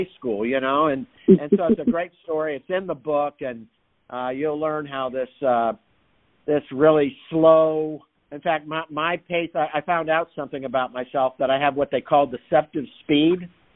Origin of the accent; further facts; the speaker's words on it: Fort Lauderdale, Florida, United States; also born or lived in Detroit, Michigan; my mom and dad moved to Florida when I was quite small from Motown, Detroit, Michigan